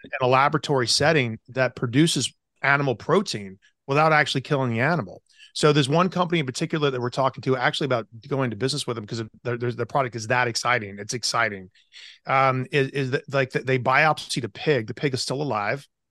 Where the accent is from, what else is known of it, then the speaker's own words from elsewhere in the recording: the South, United States; you and I grew up in the South